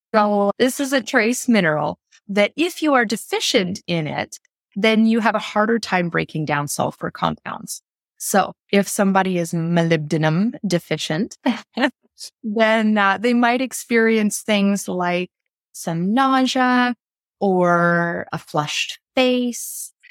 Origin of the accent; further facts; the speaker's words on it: Canada; I'm from Canada